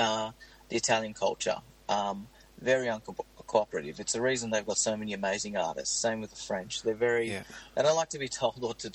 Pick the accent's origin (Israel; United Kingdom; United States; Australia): Australia; Cronulla, New South Wales; I grew up in Cronulla